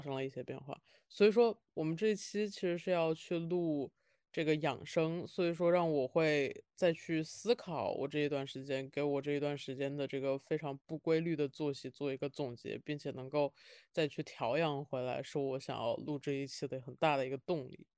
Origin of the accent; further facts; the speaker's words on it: Wuhan, Hubei, China; 我是武汉人，但是我在北京已经待了，陆陆续续地待了